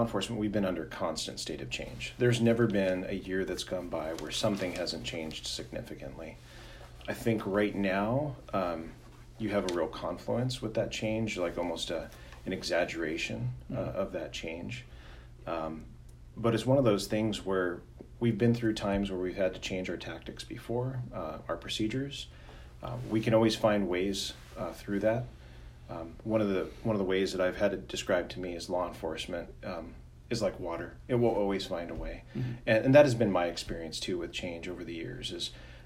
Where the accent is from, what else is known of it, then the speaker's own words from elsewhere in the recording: the Northwest, Pacific Northwest, United States; born and raised in the Northwest.